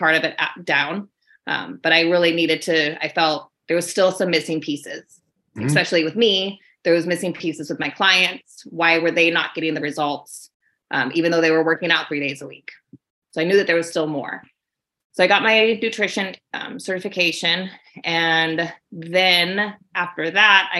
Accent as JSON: {"language": "English", "region": "Alaska", "country": "United States", "tie": "born or raised there", "said": "I'm from Alaska."}